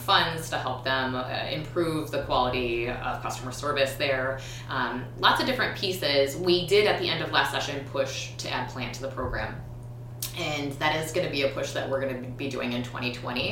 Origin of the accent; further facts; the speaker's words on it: Minneapolis, Minnesota, United States; also born or lived in Edina, Minnesota; I grew up in North Minneapolis, Northeast, and I grew up really poor to a single mom.